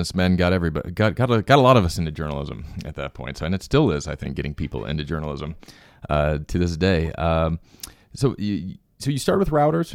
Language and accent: English; United States; moved away; I grew up actually fairly close to there